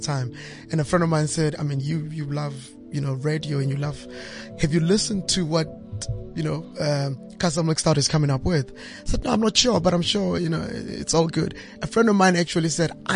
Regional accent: South Africa; as South African musicians

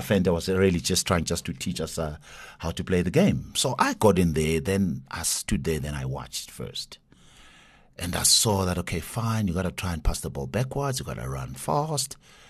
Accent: Soweto, Gauteng, South Africa; Grew up in Soweto.

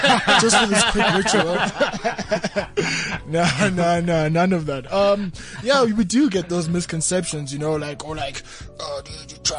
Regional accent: Soweto, Gauteng, South Africa; We're from Soweto, you know?

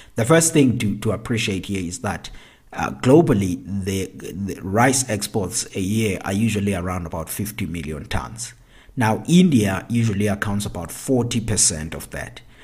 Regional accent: South Africa; my home country, South Africa

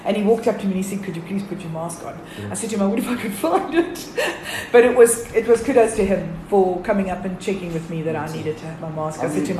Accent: Johannesburg, Gauteng, South Africa; We're from Joburg.

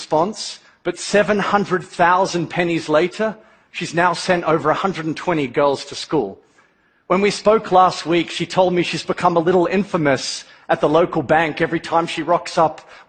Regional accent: Melbourne, Victoria, Australia; Growing up in Melbourne, Australia, I was one of those seriously irritating little kids

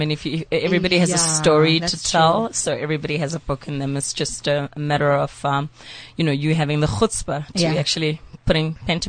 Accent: Johannesburg, Gauteng, South Africa; My hometown, of course.

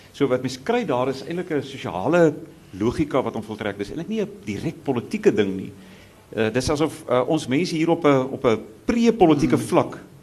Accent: Pretoria, Gauteng, South Africa; in Pretoria dis nou ongelukkig die wêreld waar ons vandaan kom

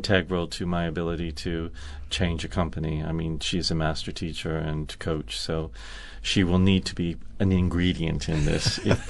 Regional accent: Canada; That is my home country, yes.

